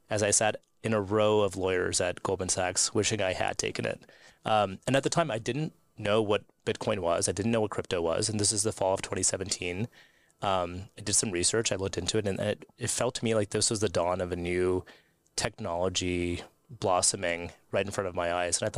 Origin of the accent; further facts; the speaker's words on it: United States; and I'm an American lawyer, so I was in Washington, D.C., and I was working at the U.S. Securities and Exchange Commission.